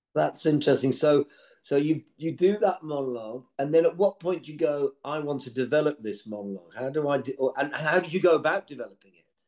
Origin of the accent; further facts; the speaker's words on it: Birmingham, West Midlands, United Kingdom; as a Brummie